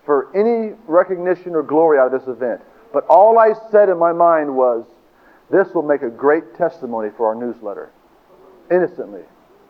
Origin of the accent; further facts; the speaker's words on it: Tulsa, Oklahoma, United States; I was born in Tulsa.